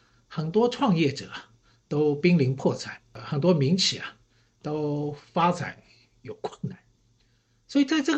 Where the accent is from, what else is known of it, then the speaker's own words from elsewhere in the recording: Shanghai, China; 因为呢，我是上海人，所以呢，对城市这一块呢，好像也特别有感觉。